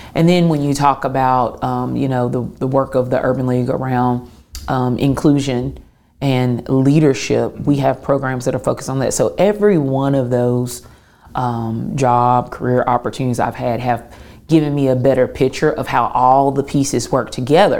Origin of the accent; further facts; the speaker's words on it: Clarksville, Tennessee, United States; moved away as an adult; now in Chattanooga, United States; Tennessean through and through, uh, born and raised in Clarksville, Tennessee